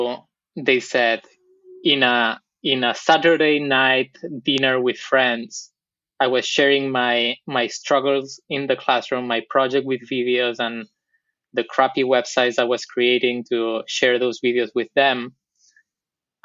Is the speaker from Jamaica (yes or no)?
no; Barcelona, Catalonia, Spain; accent: Barcelona; English is a second language; also born or lived in Buenos Aires, Argentina; my accent is from Barcelona, so let me get that out of the way. I'm from Spain. That's where I grew up